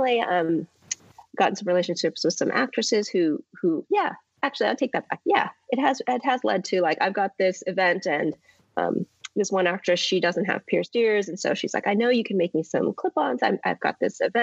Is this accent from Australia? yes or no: no; Santa Rosa, California, United States; also born or lived in Berkeley, California; now in Los Angeles, United States; I grew up in Santa Rosa, which is a bigger city now, but it was a small town in Northern California